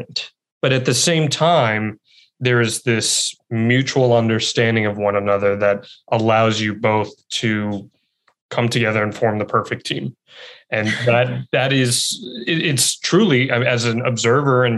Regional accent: New York, United States; I grew up in a similar environment to you, right outside New York City

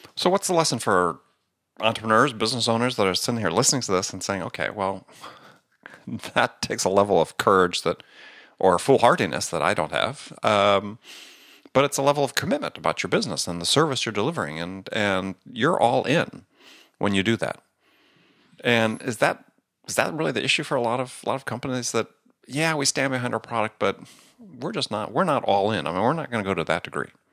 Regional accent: Wisconsin, United States; also born or lived in New York / San Diego; now in Manhattan, United States; I grew up in Wisconsin.

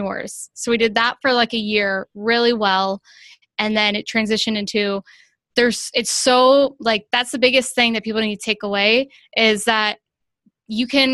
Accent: Ohio, United States; I grew up in Ohio

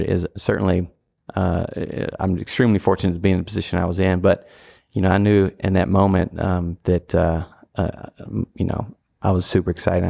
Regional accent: Nashville, Tennessee, United States; moved away as an adult; now in Louisville, United States; No, I grew up in Nashville, Tennessee. So grew up there. So that's what, you know, that's why my allegiances lie there.

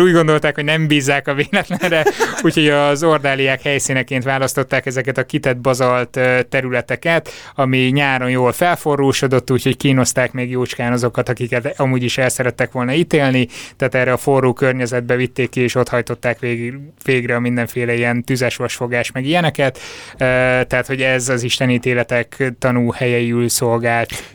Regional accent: Borsod-Abaúj-Zemplén, Hungary; meg én is Észak-Magyarországról származunk

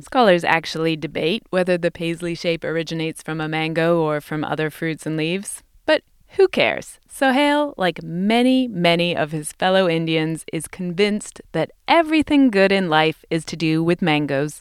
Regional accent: England, United Kingdom; now in United States; where I grew up in England

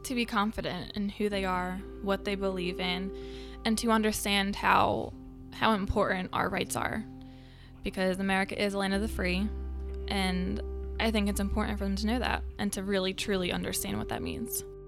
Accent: New Jersey, United States; I am from South Jersey

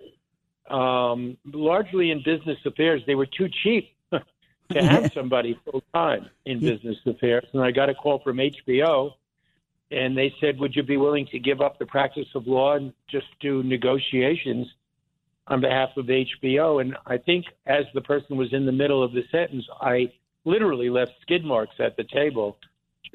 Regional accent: Lawrence, New York, United States; also born or lived in Philadelphia; now in New York, United States; originally I grew up on Long Island, on the south shore of Long Island, in what I think was then and still called the Five Towns, Lawrence, Long Island, and kind of grew up there

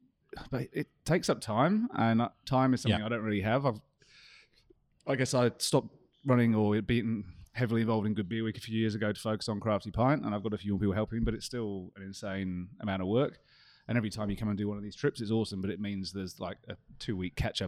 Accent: Scotland, United Kingdom; despite this awful accent I have, I'm actually Scottish, so I was quite pleased.

